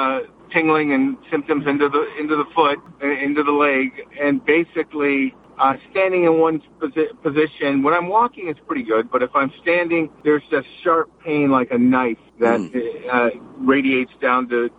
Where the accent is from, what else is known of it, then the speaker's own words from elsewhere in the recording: Los Angeles, California, United States; In the Los Angeles area.